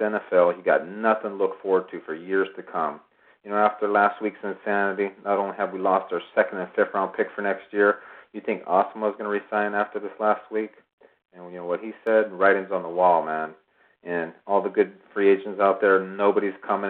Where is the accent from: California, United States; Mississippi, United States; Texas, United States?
California, United States; Oakland; I was born in Oaktown